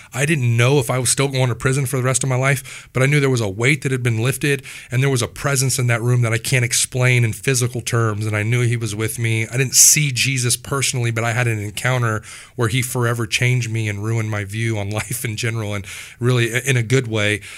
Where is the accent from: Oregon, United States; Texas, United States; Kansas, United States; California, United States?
Kansas, United States; Wichita; I grew up here in Wichita, Kansas